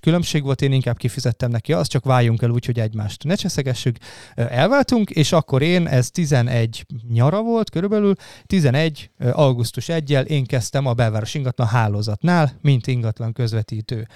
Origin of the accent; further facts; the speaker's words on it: Karcag, Jász-Nagykun-Szolnok, Hungary; moved away as an adult; also born or lived in Debrecen; now in Budapest, Hungary; én ugye Jásznagykoszolnok megyei vagyok alapból, én karcagi gyerek Kun. vagyok